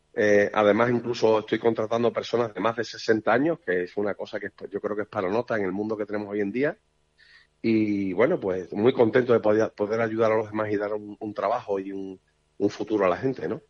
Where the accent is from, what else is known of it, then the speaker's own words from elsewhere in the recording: Seville, Andalusia, Spain; moved away as an adult; now in Villafranca de los Barros, Spain; yo soy de Sevilla